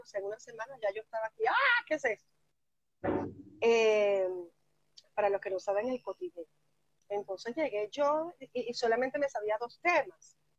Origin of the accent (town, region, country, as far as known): Venezuela; moved away as an adult; now in Galicia, Spain